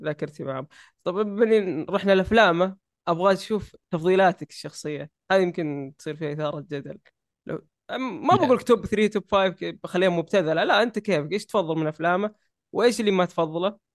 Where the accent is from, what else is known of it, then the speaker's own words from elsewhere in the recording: Saudi Arabia; عندنا في السعودية